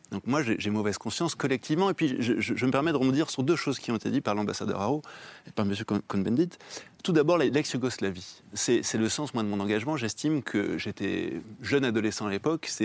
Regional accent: France; en tant que Français

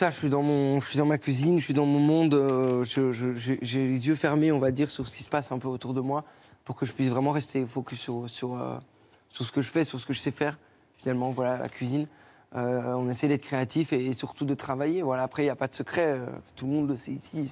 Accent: Belgium; Moi, je suis belge, donc moi, j'avoue que d'ouvrir notre friterie, je dirais pas non.

